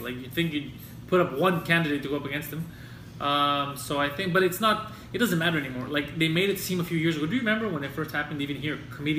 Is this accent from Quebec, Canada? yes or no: yes; Montreal, Quebec, Canada; I'm from Park X. I'm a Greek guy.